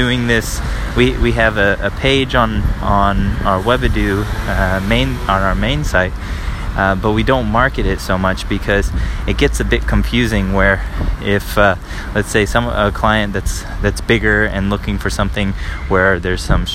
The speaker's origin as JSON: {"language": "English", "country": "United States", "moved": "as an adult", "lives_now": "Paris, France", "said": "I'm an American living in Paris, France at the moment"}